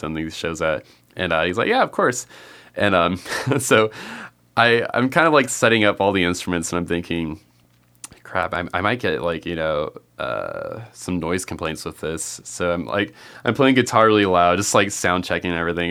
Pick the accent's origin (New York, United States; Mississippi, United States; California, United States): California, United States; I grew up in California